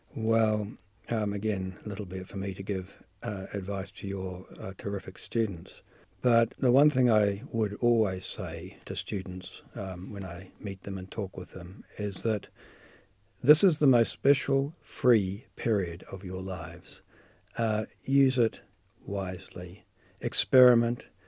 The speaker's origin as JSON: {"language": "English", "country": "New Zealand", "also_born_or_lived": "United Kingdom", "moved": "as an adult"}